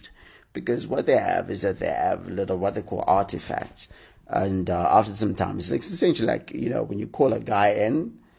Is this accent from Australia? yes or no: no; Zimbabwe; now in Harare, Zimbabwe; I suppose normally I record it from Harare, which is my hometown